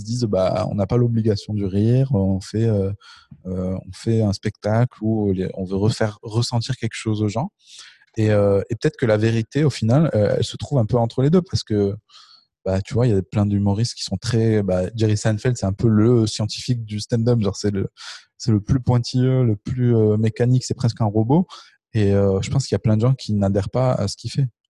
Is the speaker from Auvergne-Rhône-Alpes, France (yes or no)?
yes; Le Puy-en-Velay, Auvergne-Rhône-Alpes, France; moved away as an adult; also born or lived in Marseille / Canada; now in Paris, France; je viens du Puy-en-Velay